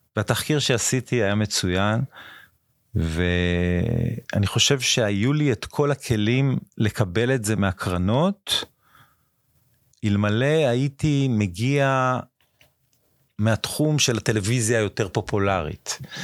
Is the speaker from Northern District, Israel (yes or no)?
no; Ashdod, Southern District, Israel; also born or lived in Japan / India; מאשדוד, נולדתי באשדוד